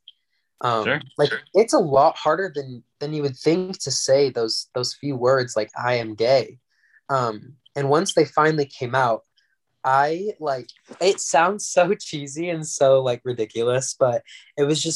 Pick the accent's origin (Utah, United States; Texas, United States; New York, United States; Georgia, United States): Utah, United States; also born or lived in California; So I'm from California, but I moved to Utah when I was around 8 years old. So I've been in Utah for quite a long time.